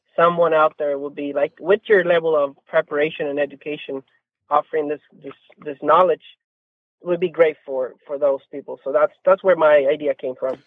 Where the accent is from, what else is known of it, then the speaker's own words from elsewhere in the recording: Mexico; English is a second language; now in San Diego, United States; I'm actually a U S citizen, but I, I, I'm originally from Mexico